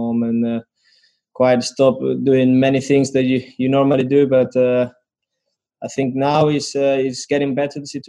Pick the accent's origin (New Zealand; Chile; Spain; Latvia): Spain; now in Leipzig, Germany; I'm from Spain